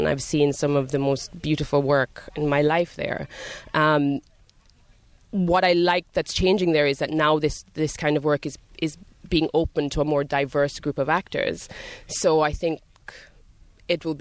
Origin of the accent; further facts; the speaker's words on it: Jamaica; also born or lived in Scotland / London; now in United States; I grew up in Jamaica.